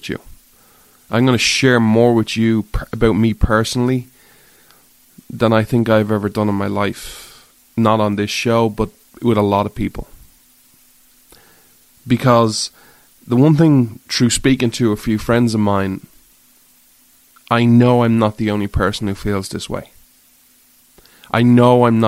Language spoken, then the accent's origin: English; Ireland; I grew up in Ireland